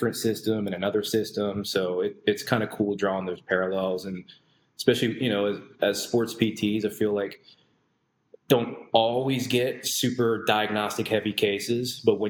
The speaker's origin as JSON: {"language": "English", "town": "Towson", "region": "Maryland", "country": "United States", "tie": "born or raised there", "also_born_or_lived": "St. Augustine, Florida / Orlando, Florida / San Francisco, California / Wisconsin", "moved": "as an adult", "said": "I grew up in Baltimore, grew up in Towson until I was about 18."}